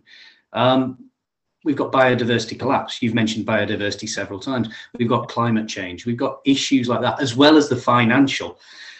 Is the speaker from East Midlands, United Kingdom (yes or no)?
no; Yorkshire and the Humber, United Kingdom; being a Yorkshireman